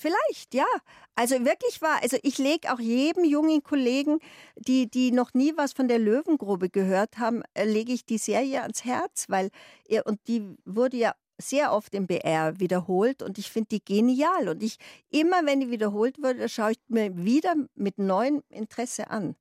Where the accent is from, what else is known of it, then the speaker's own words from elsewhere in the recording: Munich, Bavaria, Germany; accent: Bavarian; Ich bin in Freimann aufgewachsen